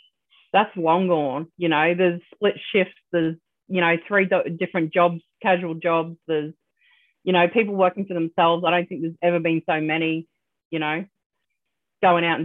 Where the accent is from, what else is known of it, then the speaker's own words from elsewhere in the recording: Australia; I'm Australian